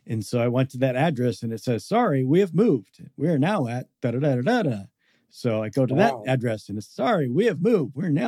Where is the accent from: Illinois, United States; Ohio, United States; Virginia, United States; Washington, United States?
Washington, United States; Seattle; I'm from the Seattle area.